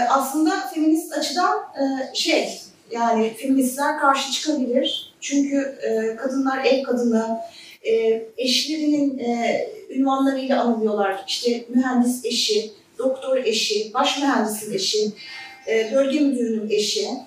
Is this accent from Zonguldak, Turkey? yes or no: yes; Zonguldak, Turkey; bir Zonguldak'ta, ben Zonguldaklıyım, memleketim orası. Ee, çocukluğum Lojman Mahallesi'nde geçti.